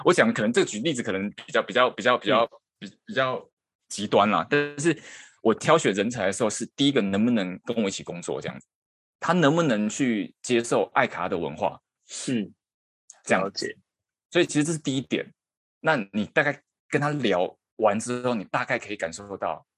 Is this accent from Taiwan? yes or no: yes; Taiwan; moved away as an adult; now in Japan; 然后我是台湾人